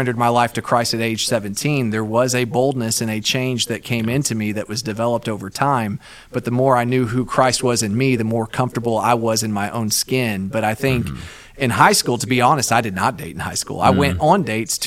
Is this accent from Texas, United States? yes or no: yes; Austin, Texas, United States; I'm from Austin.